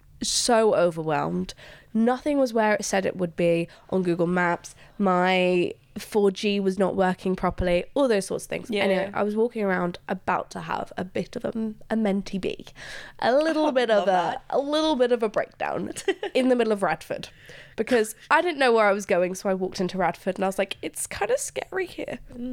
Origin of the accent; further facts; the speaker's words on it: Luxembourg; English is a second language; I am also an immigrant. And I find it, this might sound crazy, but growing up in Luxembourg, I got used to hearing